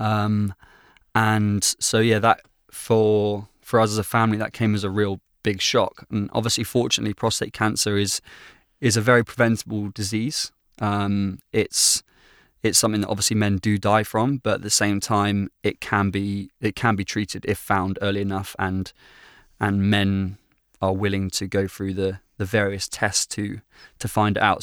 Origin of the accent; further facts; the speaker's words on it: Bristol, South West England, United Kingdom; family life for me growing up has always, as long as I can remember, really been in Bristol. That's that's home for me, the great southwest of England